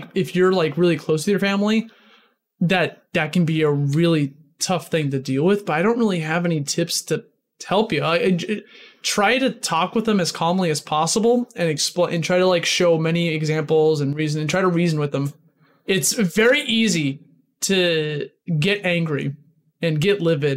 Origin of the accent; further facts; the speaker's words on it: Midwest, United States; moved away as an adult; now in New York City, United States; I'm originally from the Midwest before I moved to New York City 7 years ago.